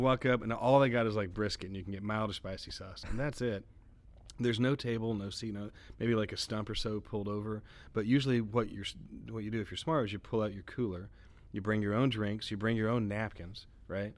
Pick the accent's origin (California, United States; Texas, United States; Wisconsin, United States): Texas, United States; my background as a Texan